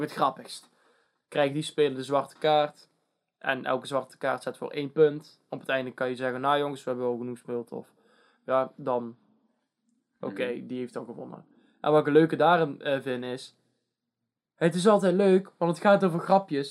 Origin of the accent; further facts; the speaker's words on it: Netherlands; wij als Nederlanders